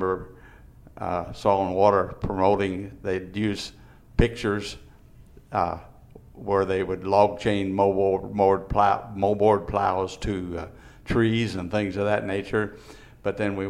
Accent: Vanderburgh County, Indiana, United States; also born or lived in Gibson County, Indiana; I grew up in Vandenberg County, but it was in 1963, about 60 years ago, that we relocated into Gibson County

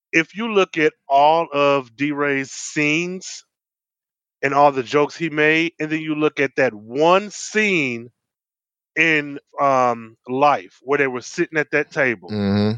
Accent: Midwest, United States; I'm from the Midwest

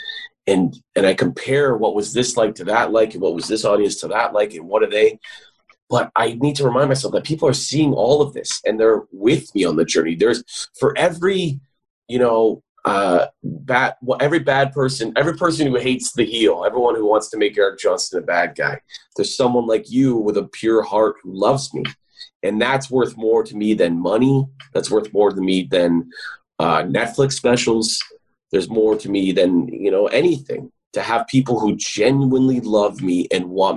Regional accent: Canada; also born or lived in Vancouver; I'm a Canadian entertainer

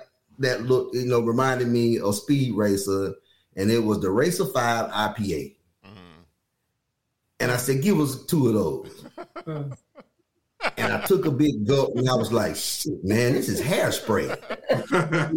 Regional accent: Alabama, United States; we were born and raised in Alabama

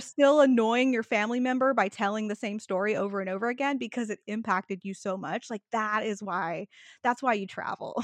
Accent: Texas, United States; I'm a Texan who went to Alaska in the winter

